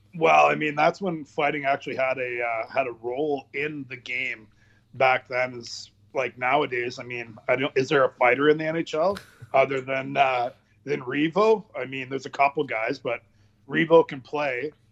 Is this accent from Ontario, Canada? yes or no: yes; Pembroke, Ontario, Canada; in Pembroke, where I live.